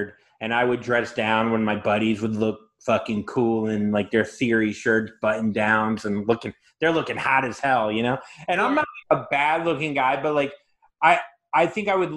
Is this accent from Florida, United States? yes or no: yes; Florida, United States; I'm from Florida